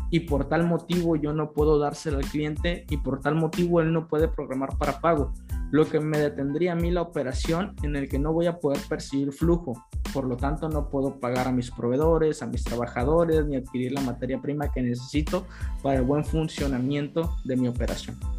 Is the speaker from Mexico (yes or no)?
yes; Mexico; nosotros como mexicanos